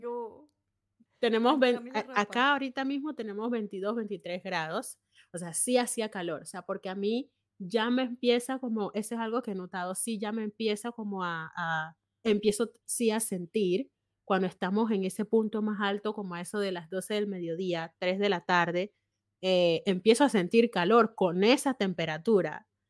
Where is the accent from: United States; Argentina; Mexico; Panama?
Panama; moved away as an adult; now in Germany; yo como panameña